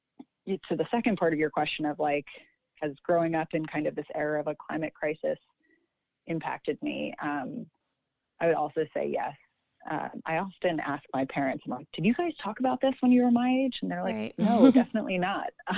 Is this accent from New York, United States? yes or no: yes; Long Island, New York, United States; growing up on Long Island